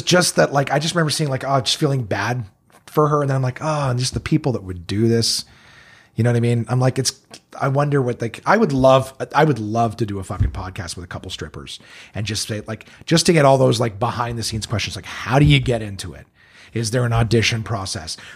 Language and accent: English; Ottawa, Ontario, Canada; I'm from Ottawa.